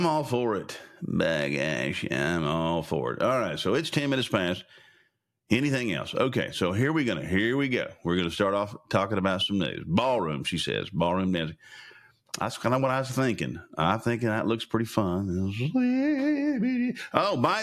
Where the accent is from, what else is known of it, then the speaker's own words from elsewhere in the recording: Sayre, Oklahoma, United States; I'm from Sayre.